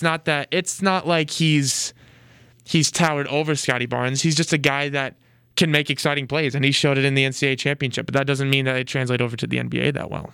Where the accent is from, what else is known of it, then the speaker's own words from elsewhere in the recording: Des Moines, Iowa, United States; moved away; my home town of Des Moines